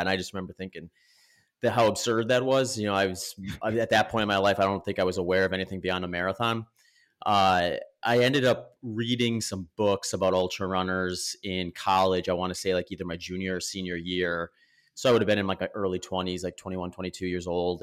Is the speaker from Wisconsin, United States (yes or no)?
yes; Wisconsin, United States; moved away as an adult; also born or lived in Northern California / Phoenix, Arizona; now in Austin, United States; I grew up in Wisconsin, lived there for about 20 years.